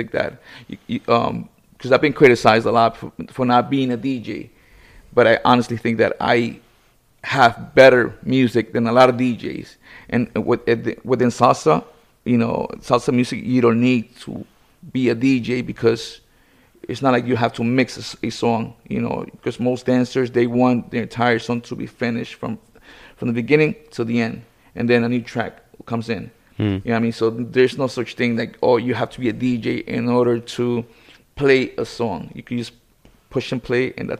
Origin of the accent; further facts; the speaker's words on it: New York, United States; now in Florida, United States; born and raised in New York